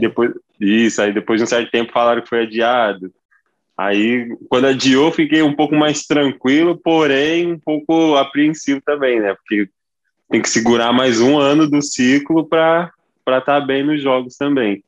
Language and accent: Portuguese; Ribeirão Preto, São Paulo, Brazil; Eu sou nascido em Ribeirão